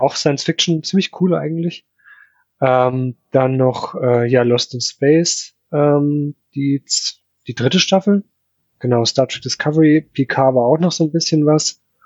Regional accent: Upper Palatinate, near Nuremberg, Bavaria, Germany; now in Ingolstadt, Germany; Ich komme eigentlich äh, aus der Oberpfalz, also genau an der Grenze von Franken

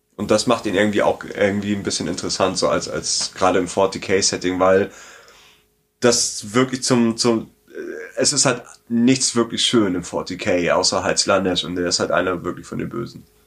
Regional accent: Southern Germany, Germany; bin halt in Süddeutschland aufgewachsen

